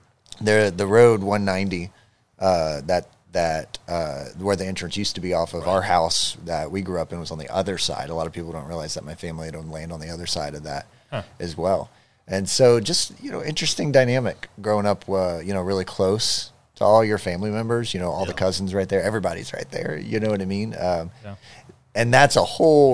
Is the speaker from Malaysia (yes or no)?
no; Alvin, Texas, United States; my family's farmed in Alvin since 1936 and born and raised here, graduated from Alvin High School, 2010